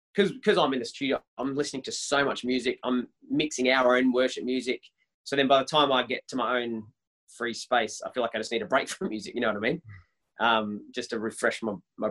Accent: Melbourne, Victoria, Australia; I'm born and raised in Melbourne

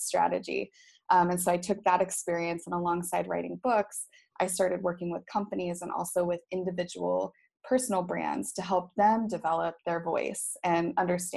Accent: Boise, Idaho, United States; moved away as an adult; also born or lived in Dominican Republic / Vietnam / Cincinnati, Ohio; now in Phuket, Thailand; Boise, Idaho is my hometown

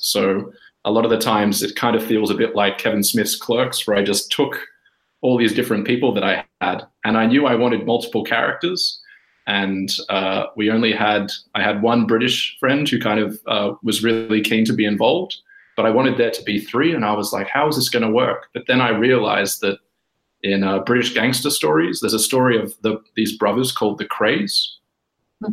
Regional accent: Australia; moved away as an adult; also born or lived in Sydney; now in Helsinki, Finland; I'm Australian originally. I'm taking the call of you from Helsinki, Finland

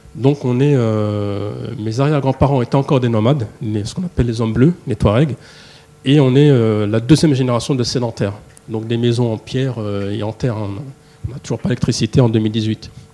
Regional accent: Paris, Île-de-France, France; je suis né à Paris, j'ai grandi ici en France.

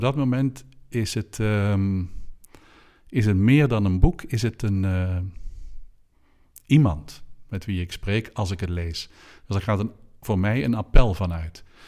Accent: Oosterhout, North Brabant, Netherlands; een priester in uh, Oosterhout, waar ik ben opgegroeid

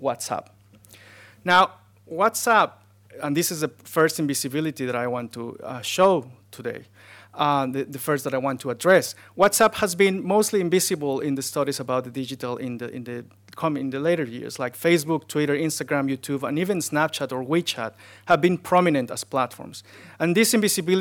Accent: Mexico City, Mexico; moved away as an adult; I was born in Mexico City, a city of 23 million people

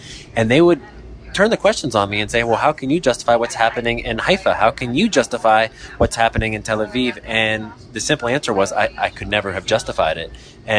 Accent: Lebanon; also born or lived in United States; I was spending some time in Lebanon, and I'm from Lebanon. I'm from America as well, dual citizenship

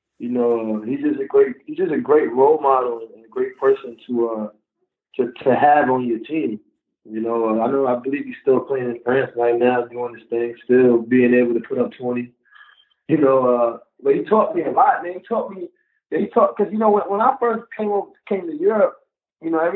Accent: United States; moved away as an adult; now in Turkey; growing up in the States

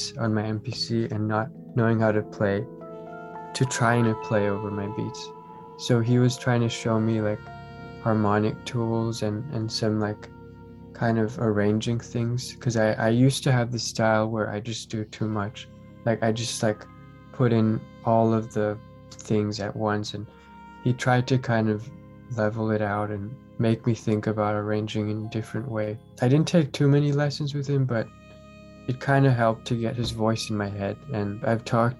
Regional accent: Santa Cruz, California, United States; I'm from Santa Cruz. It's kind of near the mountains by the coast up in the north. So I live by the sea

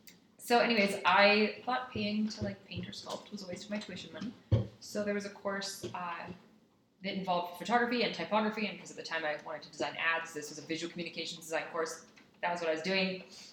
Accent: Saudi Arabia; And then fun facts, I grew up in Saudi Arabia.

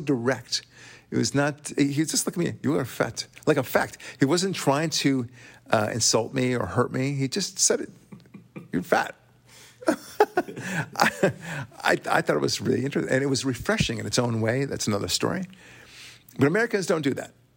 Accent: Israel; accent: thick Israeli; moved away; I'm Israeli, as you know. You could probably tell by my thick accent

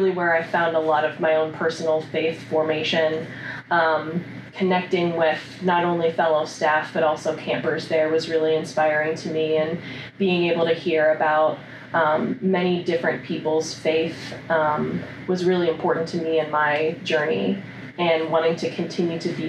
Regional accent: Upper Arlington, Ohio, United States; I grew up in Columbus. I grew up in Upper Arlington, graduated from Upper Arlington High School

